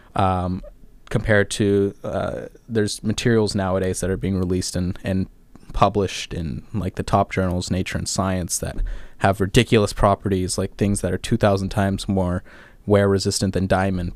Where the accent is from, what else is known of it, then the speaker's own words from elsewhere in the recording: Orange County, California, United States; moved away as an adult; I'm from Southern California, uh, particularly Orange County, California, so just about 20 miles south